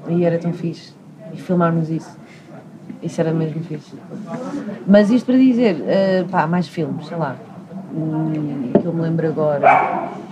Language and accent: Portuguese; Portugal; eu nasci aqui, cresci aqui